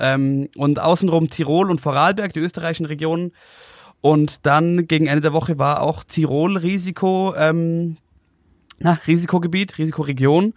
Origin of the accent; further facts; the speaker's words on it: Oberstdorf, Bavaria, Germany; now in Munich, Germany; meinen Geburtsort nach Oberstdorf